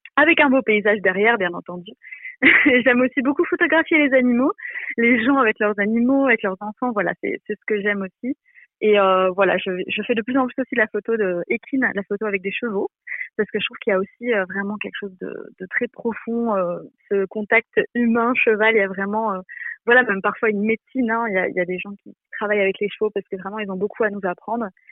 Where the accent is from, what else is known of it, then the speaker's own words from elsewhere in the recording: Belgium; moved away as an adult; now in Jura, France; je viens de Belgique, euh, j'ai voilà toute ma famille en Belgique